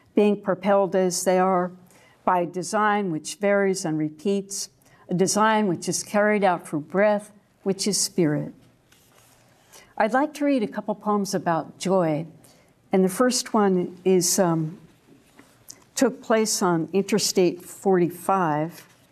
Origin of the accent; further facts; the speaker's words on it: New York, United States; now in Deep East Texas, United States; the dogwoods I grew up among in New York